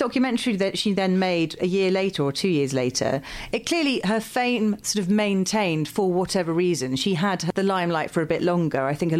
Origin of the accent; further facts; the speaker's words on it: England, United Kingdom; because I grew up in the Midlands for most of my childhood when we finally stopped moving house.